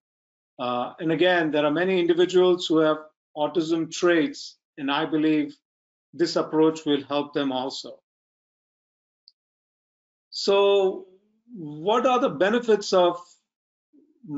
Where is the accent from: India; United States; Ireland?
India; I'm from India